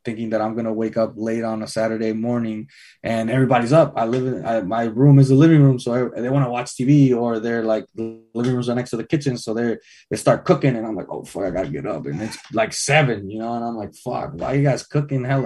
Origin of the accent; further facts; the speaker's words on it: Redwood City, California, United States; moved away as an adult; also born or lived in Fair Oaks; I'm born and raised in Redwood